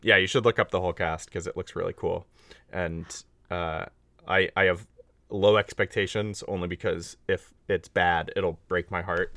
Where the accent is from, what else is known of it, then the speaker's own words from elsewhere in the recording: Northern California, United States; I grew up in California